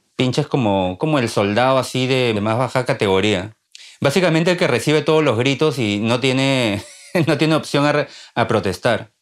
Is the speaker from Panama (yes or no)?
no; Peru; moved away as an adult; now in Maine, United States; yo soy de Perú